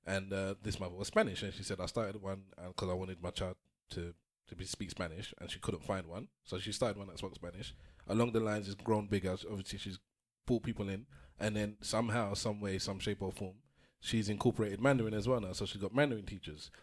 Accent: Nigeria; now in England; I'm Nigerian.

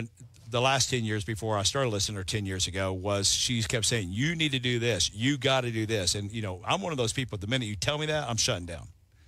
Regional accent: Parker County, Texas, United States; Because that's in Parker County where we are. That's right. So, and where my hometown is.

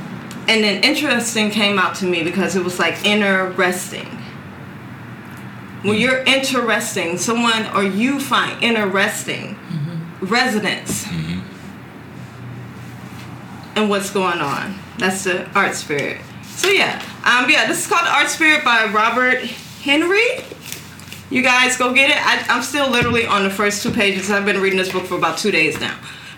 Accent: Valletta, Malta; Like I said, I'm from Valletta.

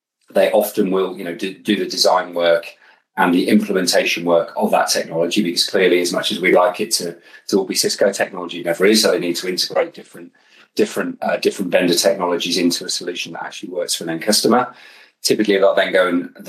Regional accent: Birmingham, West Midlands, United Kingdom; I grew up in Birmingham

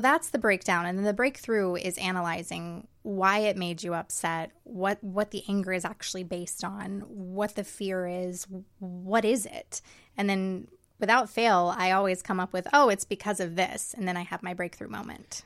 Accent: outside of Atlanta, Georgia, United States; moved away as an adult; now in Los Angeles, United States; I was raised outside of Atlanta in the suburbs, and I have actually been in L A exactly eleven years

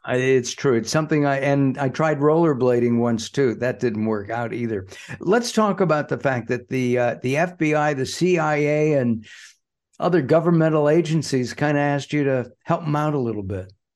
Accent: Los Angeles, California, United States; while I was a kid growing up in the San Fernando Valley

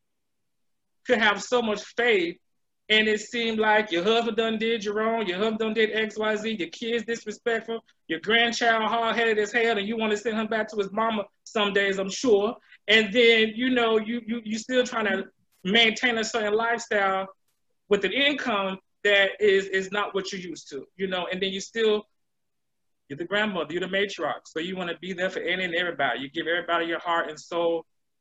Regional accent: Brevard County, Florida, United States; growing up in Brevard County, what, about 10 minutes from Jokera

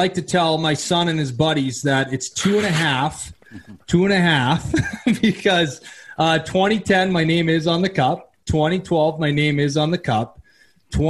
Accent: Surrey, British Columbia, Canada; also born or lived in Red Deer, Alberta; now in Sylvan Lake, Canada; I'm originally from Surrey, BC

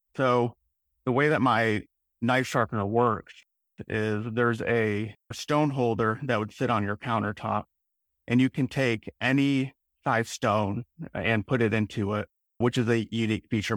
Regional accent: Illinois outside Chicago, United States; moved away; I grew up in, in Illinois outside Chicago in a small town

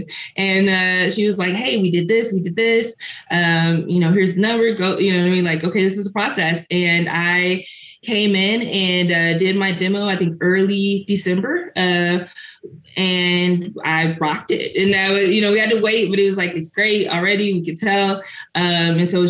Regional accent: Chicago, Illinois, United States; moved away as an adult; now in San Antonio, United States; I am from the Chicagoland area, but I currently reside in San Antonio, Texas

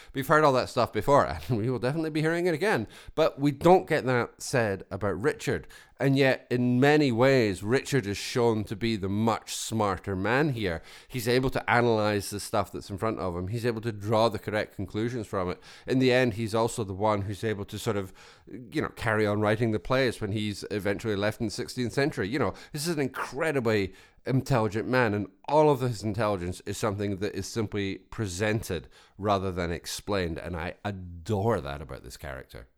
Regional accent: Scotland, United Kingdom; I come from Scotland

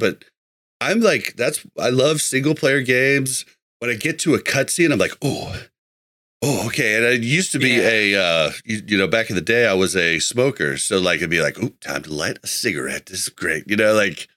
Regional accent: Midwest, United States; I'm from the Midwest

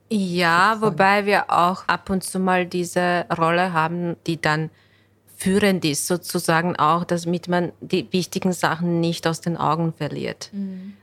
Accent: Bosnia & Herzegovina; German is a second language; now in Vienna, Austria; ich komme ursprünglich aus Bosnien. Ich bin äh, Ende 2003 nach Wien gezogen und ich habe hier Deutsch gelernt

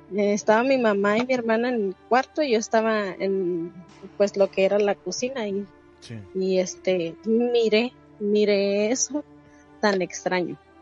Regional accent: Mexicali, Baja California, Mexico; now in California, United States; soy de Mexicali

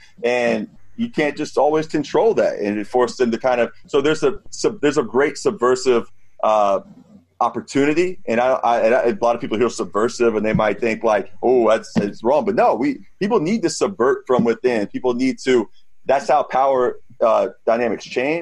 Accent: Jacksonville, Florida, United States; also born or lived in Washington, D.C.; now in New York City, United States; I'm from Jacksonville, Florida originally

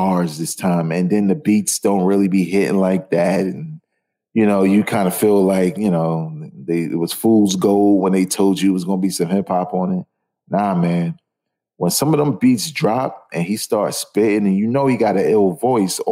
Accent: New York City, New York, United States; I'm from Brooklyn

